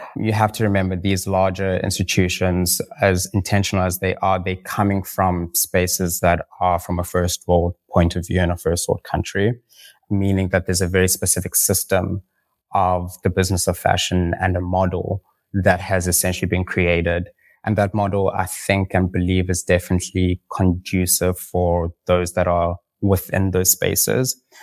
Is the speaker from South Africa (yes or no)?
yes; South Africa; We are a South African brand